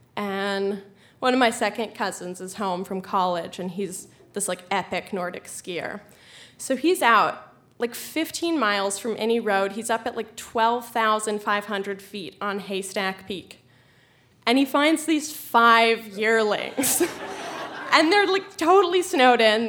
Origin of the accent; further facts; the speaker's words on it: Colorado, United States; I'm from Colorado